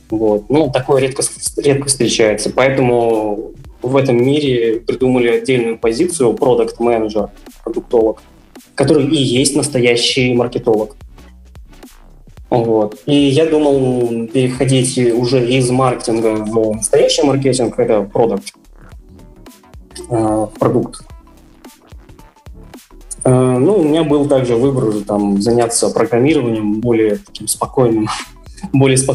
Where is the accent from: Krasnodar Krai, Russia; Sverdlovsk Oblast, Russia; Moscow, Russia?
Sverdlovsk Oblast, Russia; Yekaterinburg; А, я вырос также в Екатеринбурге, учился в школе ну, горно-геологический лицей